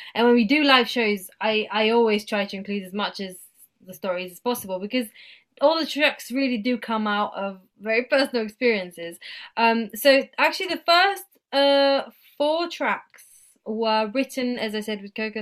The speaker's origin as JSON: {"language": "English", "country": "Bulgaria", "tie": "born or raised there", "said": "throughout my teenage years, I grew up here in Bulgaria"}